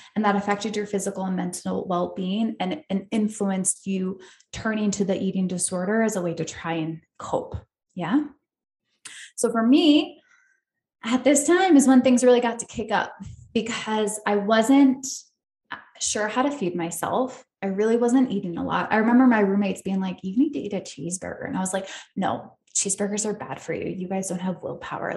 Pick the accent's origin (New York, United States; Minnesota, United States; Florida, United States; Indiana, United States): New York, United States; upstate; moved away as an adult; also born or lived in Australia; now in California, United States; I grew up in upstate New York